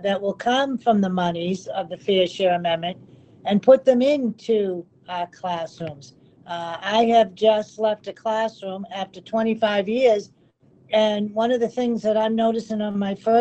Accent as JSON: {"language": "English", "town": "Hull", "region": "Massachusetts", "country": "United States", "tie": "born or raised there", "said": "I was raised in Hull. I attended the Hull school systems"}